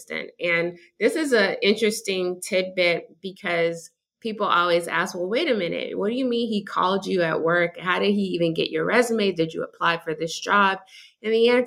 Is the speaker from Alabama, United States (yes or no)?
no; Washington, District of Columbia, United States; moved away as an adult; also born or lived in Boston, Massachusetts / Georgia; I was born in Boston, Massachusetts, and raised in Washington, D.C., and came to Georgia for school.